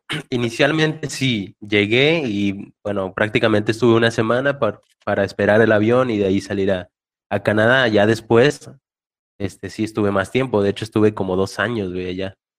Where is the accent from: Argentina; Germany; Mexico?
Mexico; Reynosa, Tamaulipas; also born or lived in Toronto; yo soy de Reynosa, entonces salí de Reynosa